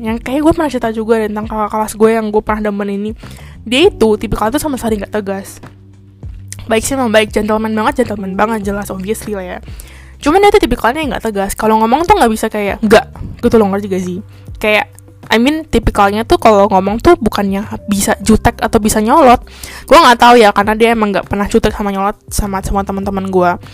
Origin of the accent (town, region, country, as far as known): Indonesia; moved away as an adult; also born or lived in Kaohsiung, Taiwan; now in Taiwan